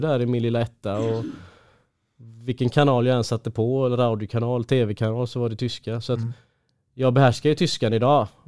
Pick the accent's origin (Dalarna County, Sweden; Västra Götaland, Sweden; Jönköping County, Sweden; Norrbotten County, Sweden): Västra Götaland, Sweden; Gothenburg; Ja men hemma i Göteborg